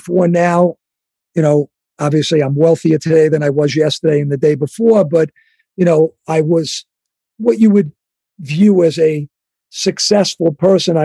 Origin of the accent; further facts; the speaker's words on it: New York City, New York, United States; accent: Long Island; moved away; also born or lived in Long Island; I moved from the Bronx and I moved out to Long Island